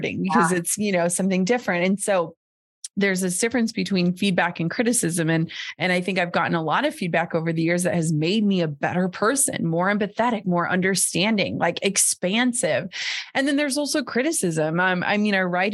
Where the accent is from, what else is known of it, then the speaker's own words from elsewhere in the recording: Minnesota, United States; I grew up in Minnesota where everyone wears 18 layers and mukluks.